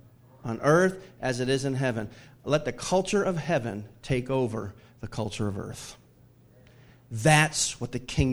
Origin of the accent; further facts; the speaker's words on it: the South, United States; even though I grew up in the Bible Belt